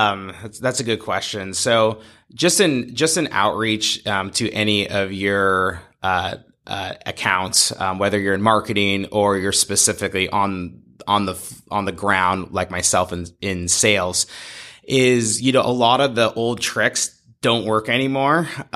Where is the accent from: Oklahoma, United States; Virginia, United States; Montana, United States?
Montana, United States; now in Portland, United States; I come from Montana. I went to school at the University of Montana and came to Portland on an internship